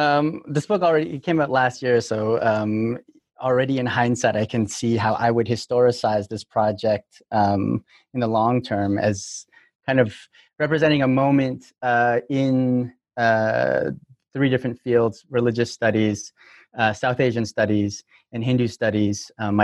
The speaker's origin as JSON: {"language": "English", "town": "Toronto", "region": "Ontario", "country": "Canada", "moved": "yes", "lives_now": "United States", "said": "I'm from Toronto, but I've been in the U.S. since 2005, so I've been working the whole time."}